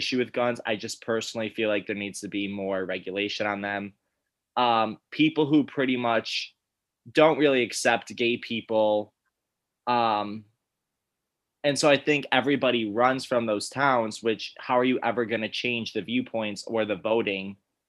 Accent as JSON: {"language": "English", "town": "Syracuse", "region": "New York", "country": "United States", "tie": "born or raised there", "said": "I grew up in Syracuse, New York."}